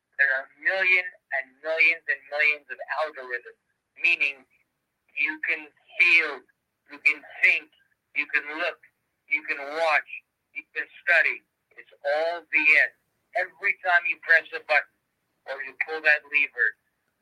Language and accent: English; Canada